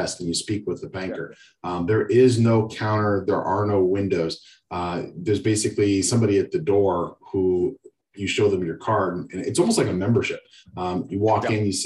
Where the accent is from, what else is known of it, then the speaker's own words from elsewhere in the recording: Akron, Ohio, United States; I grew up in Akron, Ohio